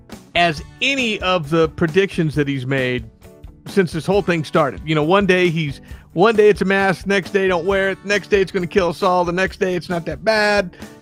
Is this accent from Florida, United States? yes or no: no; Houston, Texas, United States; accent: Houston, Texas; I was doing my Houston, Texas accent and instead of my Chinese Texas accent.